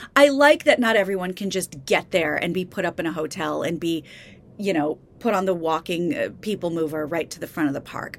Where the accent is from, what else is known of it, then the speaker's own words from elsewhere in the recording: Kansas, United States; now in California, United States; I grew up in Kansas.